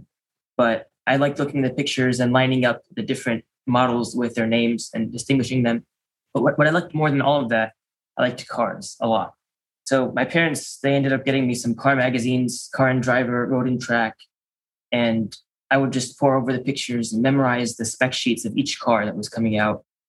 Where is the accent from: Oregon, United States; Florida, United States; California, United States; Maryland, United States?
Maryland, United States; also born or lived in Chicago, Illinois; We moved to Maryland, which is where I am now